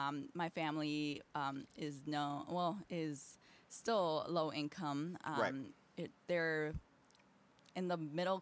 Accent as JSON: {"language": "English", "town": "Aurora", "region": "Illinois", "country": "United States", "tie": "born or raised there", "said": "Born and raised in Aurora in the East Side."}